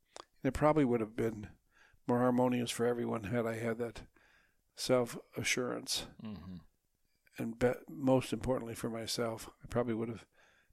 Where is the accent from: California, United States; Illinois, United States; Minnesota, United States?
Minnesota, United States; I grew up in Minnesota.